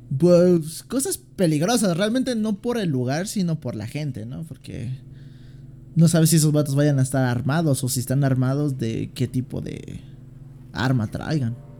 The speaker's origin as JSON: {"language": "Spanish", "region": "Mexico City", "country": "Mexico", "said": "también soy de aquí de la Ciudad de México"}